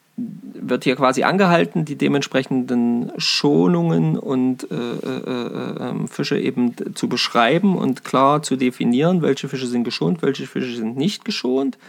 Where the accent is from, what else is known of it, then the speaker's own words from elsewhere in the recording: Saxony-Anhalt, Germany; bei uns in Sachsen-Anhalt